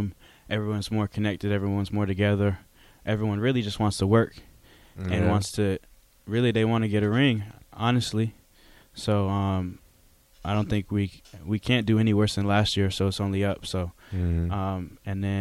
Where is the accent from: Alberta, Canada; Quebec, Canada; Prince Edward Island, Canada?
Quebec, Canada; Montreal; now in Arizona, United States; From Montreal, Quebec, Canada